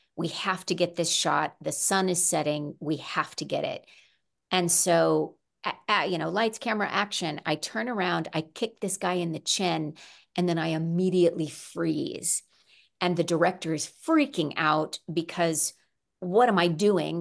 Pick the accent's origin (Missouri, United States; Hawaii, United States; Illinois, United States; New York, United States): Missouri, United States; also born or lived in Arizona / Arkansas; now in California, United States; I grew up mostly in Missouri. I also lived in Arizona for about seven years and Arkansas in t, for two years